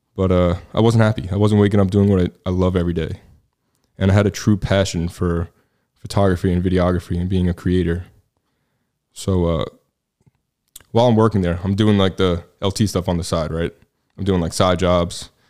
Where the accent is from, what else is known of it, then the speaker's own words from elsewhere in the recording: New York City, New York, United States; moved away as an adult; also born or lived in New Jersey; now in Texas, United States; born and raised in Staten Island, New York